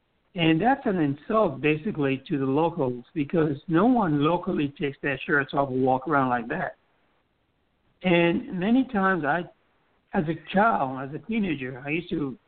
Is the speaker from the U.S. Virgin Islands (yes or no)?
yes; U.S. Virgin Islands; here's a little thing that culturally I've learned in the Virgin Islands, growing up in the Virgin Islands.